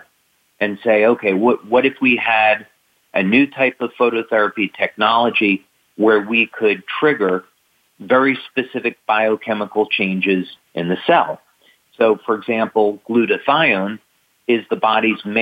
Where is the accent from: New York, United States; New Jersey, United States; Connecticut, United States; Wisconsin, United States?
New Jersey, United States; I grew up in New Jersey